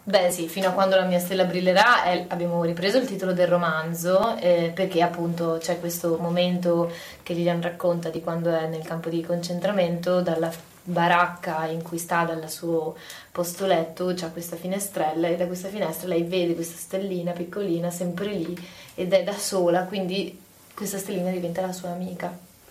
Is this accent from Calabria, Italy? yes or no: no; Padua, Veneto, Italy; io sono una padovana